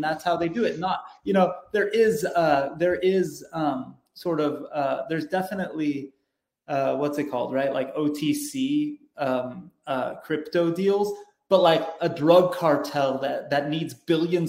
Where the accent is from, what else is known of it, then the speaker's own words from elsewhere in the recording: California, United States; I'm born and raised in California.